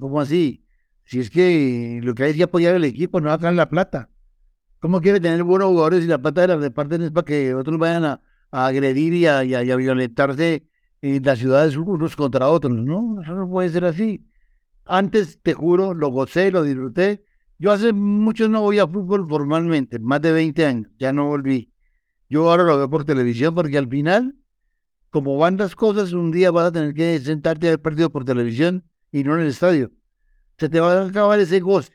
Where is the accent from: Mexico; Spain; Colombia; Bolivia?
Colombia; como colombiano que soy.